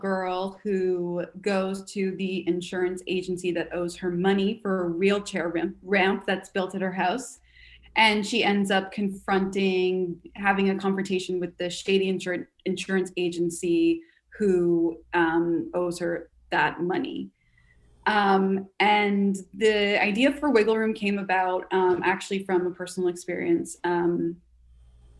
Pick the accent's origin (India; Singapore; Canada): Canada; moved away as an adult; now in United States; I'm Canadian.